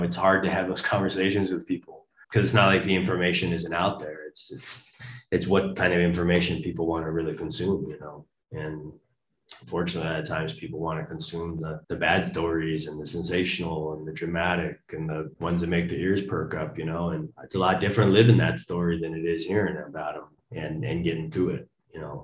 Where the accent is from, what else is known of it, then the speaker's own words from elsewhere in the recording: United States; moved away as an adult; now in South Korea; me as an American